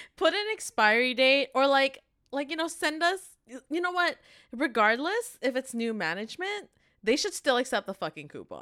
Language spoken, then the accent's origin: English; Canada; also born or lived in Korea; We are university graduates from Canada